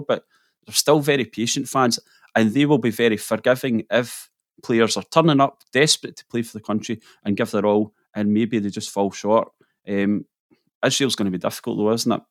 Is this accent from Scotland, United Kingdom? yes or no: yes; near Glasgow, Scotland, United Kingdom; moved away as an adult; also born or lived in Edinburgh; now in North East Scotland, United Kingdom; I grew up near Glasgow.